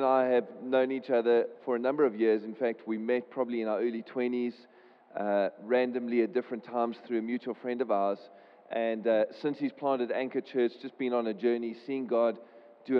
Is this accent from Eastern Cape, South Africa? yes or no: yes; Port Elizabeth, Eastern Cape, South Africa; moved away as an adult; now in Cape Town, South Africa; I come from Cape Town, Port Elizabeth originally, and then moved to Cape Town when I was 18 years old